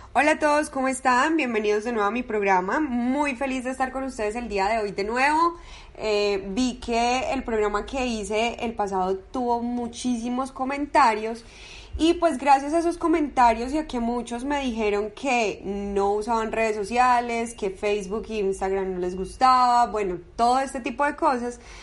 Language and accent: Spanish; Medellín, Antioquia, Colombia; yo soy de Medellín, soy paisita